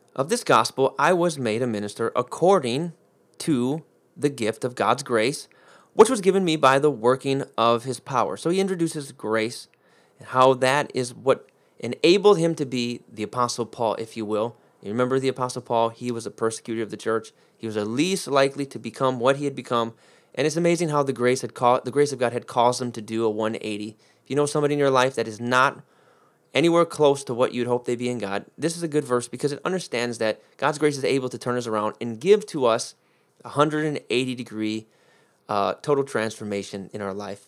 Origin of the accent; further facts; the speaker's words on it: United States; I'm American, through four generations back, four generations back, 'cause my, my ancestors on my dad's side were Sicilian, so I grew, grew up in an Italian family